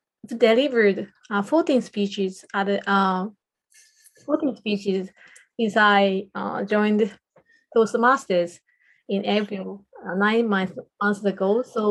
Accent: Japan; first language Japanese; English is a second language; So Japanese is my mother tongue, and I think it's quite different.

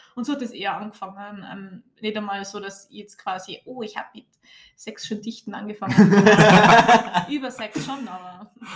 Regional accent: Tyrol, Austria; bei uns in Tirol oder halt Gesamtösterreich

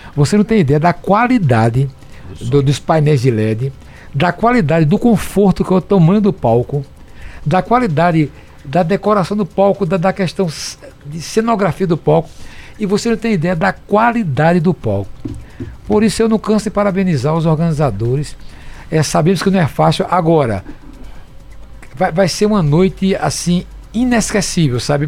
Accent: Caruaru, Pernambuco, Brazil; also born or lived in São Caetano; quando eu era criança, eu fui criado aqui na, na, na rua de Vidal de Negreiros, aqui no pé do Monte

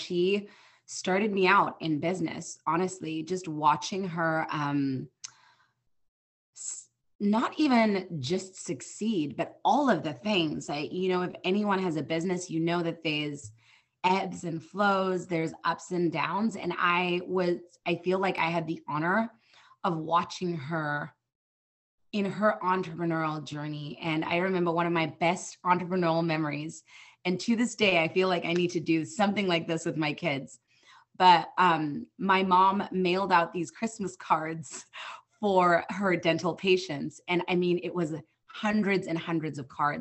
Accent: South Africa; moved away as an adult; now in United States; I'm originally from South Africa, born and raised. My husband and I moved out here

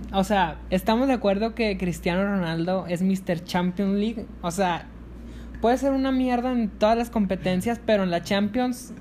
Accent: Sonora, Mexico; en mi bella Sonora

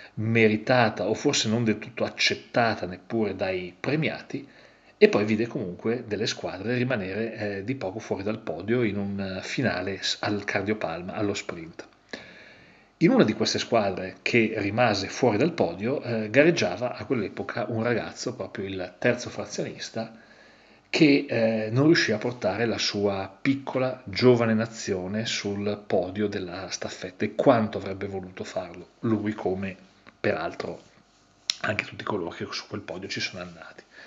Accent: Italy; io vengo, vengo dall'Italia

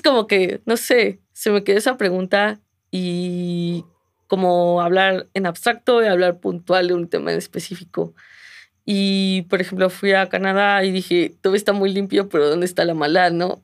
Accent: Mexico City, Mexico; mi pueblo es la Ciudad de México

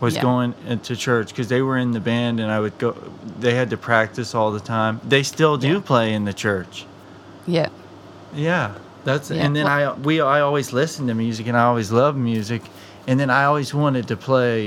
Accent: Texas, United States; I'm from Texas.

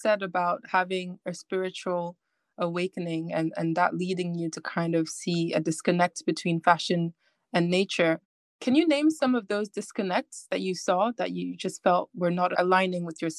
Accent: Ghana; moved away; I'm from Ghana. When I go back home to Ghana

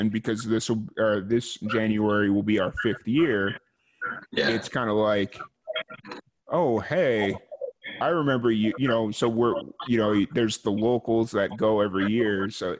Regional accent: Chicago, Illinois, United States; when I was growing up, there's this where I grew up in Chicago

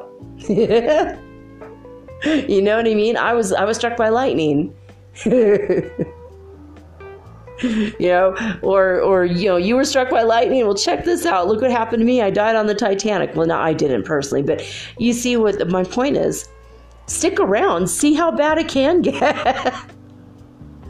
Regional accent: Paradise, California, United States; my hometown burned to the ground.

